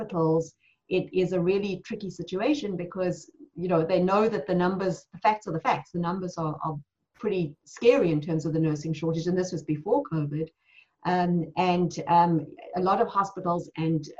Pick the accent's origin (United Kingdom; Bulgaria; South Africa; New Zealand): South Africa; moved away as an adult; now in United States; I was born and raised in South Africa